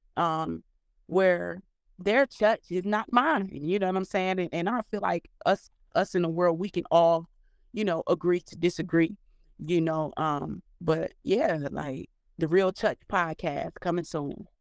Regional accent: Cleveland, Ohio, United States; moved away as an adult; also born or lived in Dayton, Ohio; now in Atlanta, United States; from kindergarten all the way up until sixth grade, seventh grade, I was in Cleveland. And then from seventh grade, from the time I graduated, I grew up in Dayton

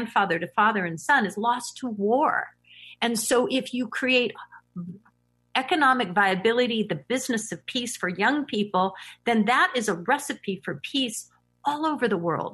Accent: San Francisco Bay Area, California, United States; born and raised in the San Francisco Bay Area

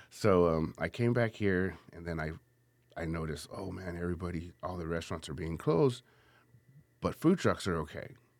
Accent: San Antonio, Texas, United States; Born and raised on the southeast side of San Antonio

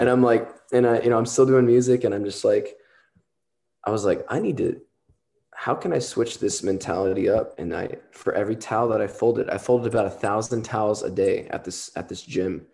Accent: Southern Texas, United States; I'm from Texas, Southern Texas

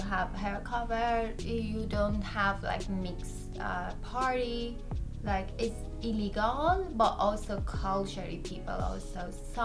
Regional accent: Iran; moved away as an adult; now in United States; I'm Persian, first of all, and I'm born and raised in Iran

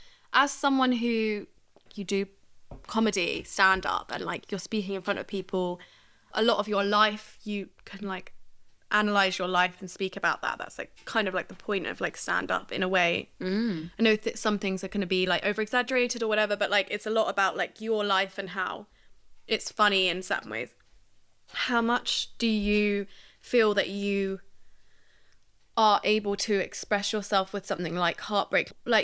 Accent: Barnet, London, United Kingdom; Yeah, I'm from Barnet. Do you know what I mean?

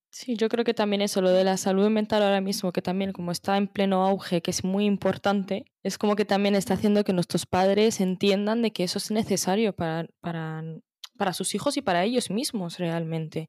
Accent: Morocco; moved away as an adult; also born or lived in Tangier; now in Spain; soy de Marruecos, nacida, nacida en Marruecos y gran parte de mi vida por ahora vivida en Marruecos

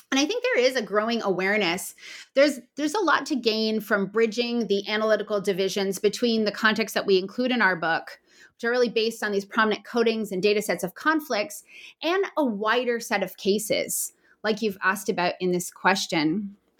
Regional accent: Canada; As a Canadian

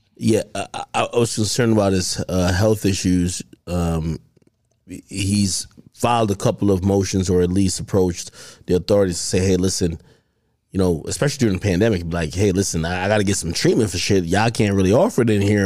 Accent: Jamaica; I'm Jamaican

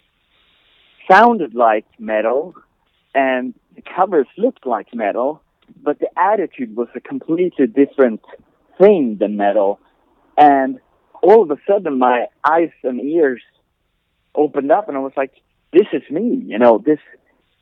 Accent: the very north of Sweden, northern Sweden, Sweden; now in El Paso, United States; I was born 40 years ago. I'm old. in the very north of Sweden, you would have to go by car, like 10 hours north of Stockholm, perhaps.

